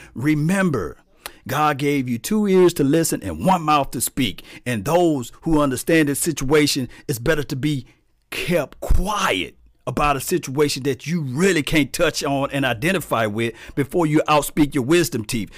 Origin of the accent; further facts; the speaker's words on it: the South, United States; I'm from the South